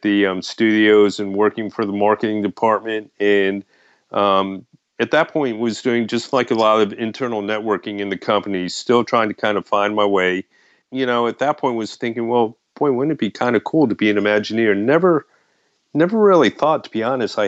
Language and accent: English; Florida, United States; I was born in Florida, you know, so I grew up here